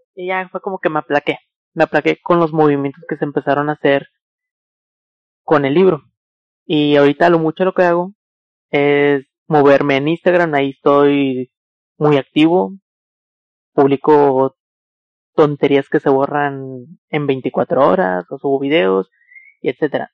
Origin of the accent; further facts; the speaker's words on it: Monterrey, Nuevo León, Mexico; soy de ahí, pero pues de un poquito más alejado de, al lado de esas personas. Pero somos de, de Monterrey